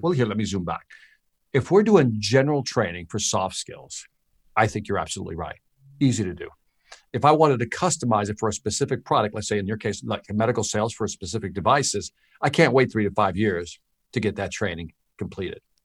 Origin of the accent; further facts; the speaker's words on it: Chicago, Illinois, United States; moved away; also born or lived in Miami; I'm from Chicago. I'm from the hood. I'm from the inner city.